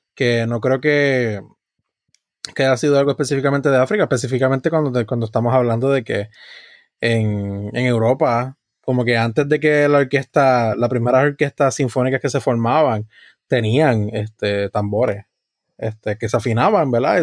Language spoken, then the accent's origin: Spanish; Puerto Rico; tenemos como puertorriqueño, que indudablemente es parte de, nuestra identidad